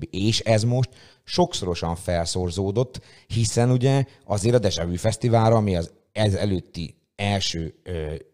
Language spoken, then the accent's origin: Hungarian; Szeged, Csongrád-Csanád, Hungary; ez ilyen tényleg szegedi fesztivál, és mi, akik ilyen, ilyen nagyon szegediek vagyunk, és itt nagyon sok, azért neked is, nekem is viszonylag sok ismerős, barát, haver van a városban